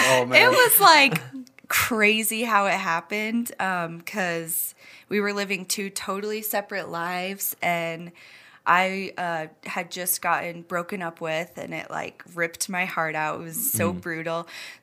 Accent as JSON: {"language": "English", "town": "Rexburg", "region": "Idaho", "country": "United States", "tie": "born or raised there", "said": "Yeah, we're both from Rexburg."}